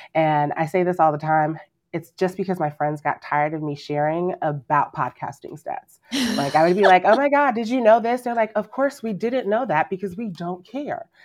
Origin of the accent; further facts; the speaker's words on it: Nigeria; I'm Nigerian